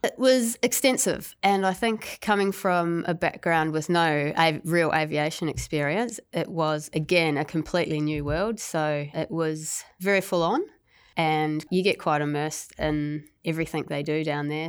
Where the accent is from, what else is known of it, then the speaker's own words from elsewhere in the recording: New Zealand; moved away as an adult; also born or lived in Gold Coast, Australia; now in Tasmania, Australia; I was originally from New Zealand